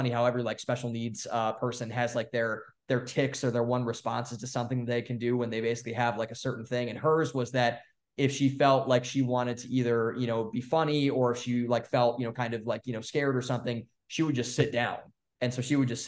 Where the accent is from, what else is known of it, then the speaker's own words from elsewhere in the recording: Cleveland, Ohio, United States; also born or lived in Columbus, Ohio; So I grew up in Cleveland, and then I went to school in Columbus, Ohio